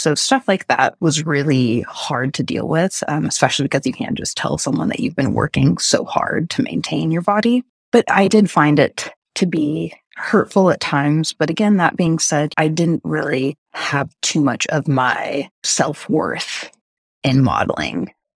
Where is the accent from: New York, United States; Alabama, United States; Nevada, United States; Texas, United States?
Texas, United States; I grew up in Texas